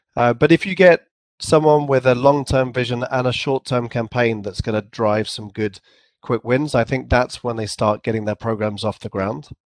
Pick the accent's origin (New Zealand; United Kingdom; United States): United Kingdom; England; accent: English; I had my English accent, and I probably pronounced it too too formally, like a sort of a, an English accent